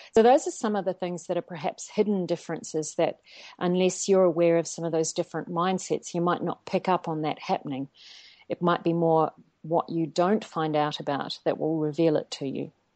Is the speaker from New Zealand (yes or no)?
yes; New Zealand; moved away as an adult; also born or lived in Australia / China; I'm originally from New Zealand, if the accent isn't already showing